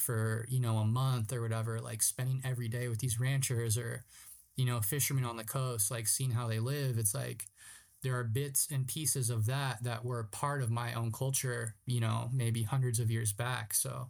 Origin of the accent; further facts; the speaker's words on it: Ramona, California, United States; also born or lived in San Diego; being growing up in San Diego, right? It's a trans-border region. So it's kind of like a little bit of TJ, a little bit of San Diego, you know, once you get closer to like South County. But even growing up in Ramona